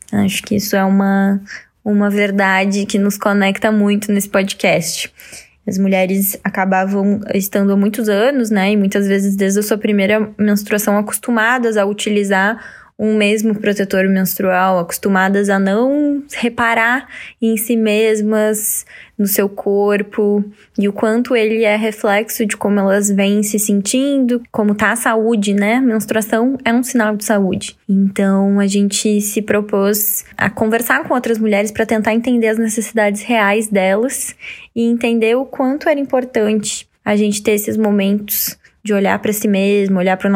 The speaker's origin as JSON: {"language": "Portuguese", "town": "Santa Cruz do Sul", "region": "Rio Grande do Sul", "country": "Brazil", "tie": "born or raised there", "said": "que é na minha cidade também, sou natural de Santa Cruz"}